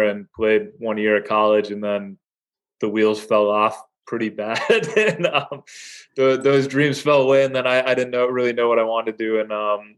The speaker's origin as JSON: {"language": "English", "town": "Madison", "region": "Wisconsin", "country": "United States", "tie": "born or raised there", "lives_now": "Milwaukee, United States", "said": "I grew up in Madison, so I haven't made it too far. I've made it about 90 miles away."}